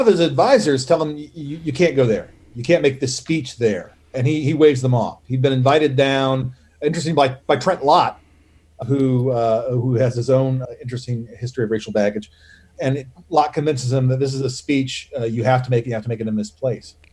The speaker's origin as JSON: {"language": "English", "region": "the South", "country": "United States", "said": "I say this as a Southerner"}